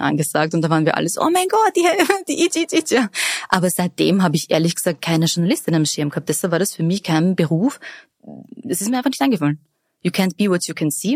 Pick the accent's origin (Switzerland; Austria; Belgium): Austria; Vienna; Ich bin in Favoriten aufgewachsen und habe am Räumerplatz das Biber in die Hand gedrückt bekommen